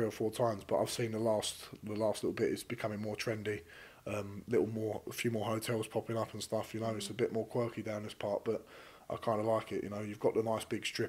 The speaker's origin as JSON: {"language": "English", "town": "Romford", "region": "London", "country": "United Kingdom", "said": "I'm from Romford"}